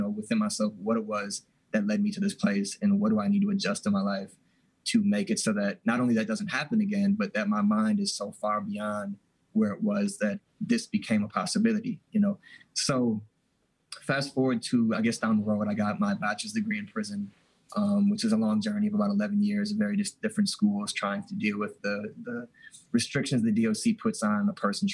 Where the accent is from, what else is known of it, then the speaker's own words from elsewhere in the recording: Milwaukee, Wisconsin, United States; I grew up in Milwaukee